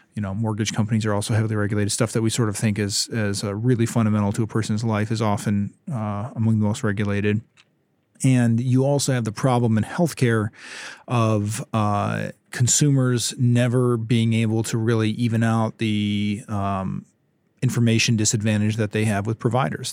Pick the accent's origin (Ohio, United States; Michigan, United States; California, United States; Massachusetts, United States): Michigan, United States; Ypsilanti; also born or lived in Hillsdale, Michigan; I grew up in Southeast Michigan in Ypsilanti, and I came out this direction to go to Hillsdale College when I was eighteen